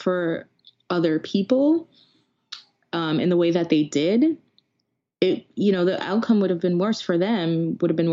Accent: Jamaica; I'm Jamaican.

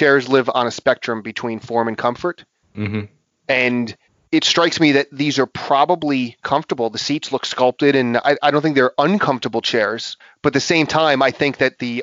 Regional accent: New York, United States; I'm a New Yorker

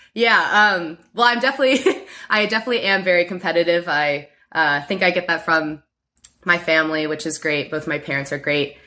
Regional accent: Baltimore, Maryland, United States; moved away as an adult; also born or lived in Stanford, California; now in San Francisco Bay Area, United States; I grew up in Baltimore, Maryland. I moved there when I was seven

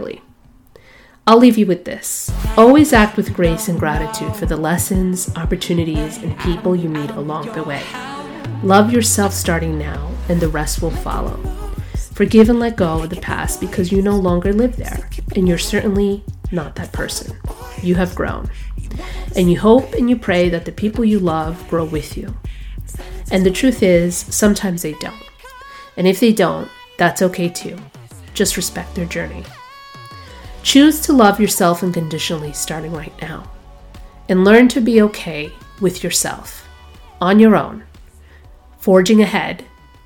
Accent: New York City, New York, United States; moved away as an adult; also born or lived in Boston; I was born in Brooklyn, New York, so grit, resilience, and perseverance form a natural part of who I am. I grew up in New York City in the 1980s

